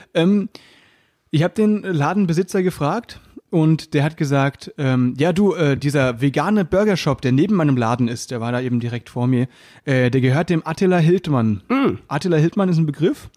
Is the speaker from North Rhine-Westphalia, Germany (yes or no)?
no; Baden-Württemberg, Germany; ich komme ja aus Baden-Württemberg